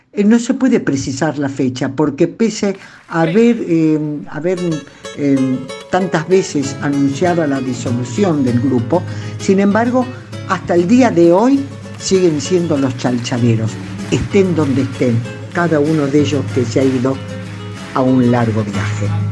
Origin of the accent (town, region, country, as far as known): Argentina